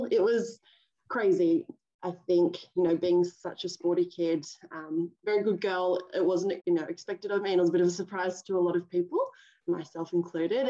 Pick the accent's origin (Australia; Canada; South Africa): Australia; Sydney, New South Wales; also born or lived in Auckland, New Zealand / Brisbane; I've lived in, you know, the Cronulla, Sutherland Shire area since I was, you know, 3-4 years old. Really amazing upbringing